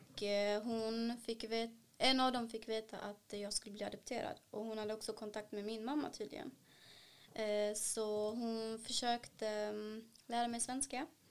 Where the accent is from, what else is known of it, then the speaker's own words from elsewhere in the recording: South India, India; Swedish is a second language; also born or lived in Sweden; now in Malmö, Sweden; där har de ju sydindisk mat, där jag är ifrån